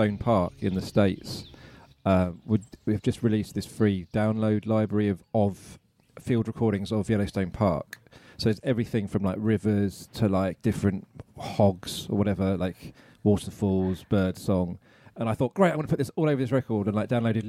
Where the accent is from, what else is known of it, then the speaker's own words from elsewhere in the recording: Watford, East of England, United Kingdom; I was born and bred in Watford, north of here